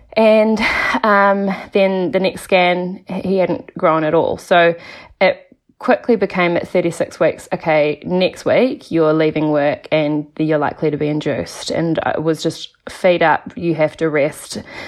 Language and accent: English; Nelson, New Zealand; now in Mount Maunganui, New Zealand; I'm from Nelson originally, but now I live in Mount Maunganui.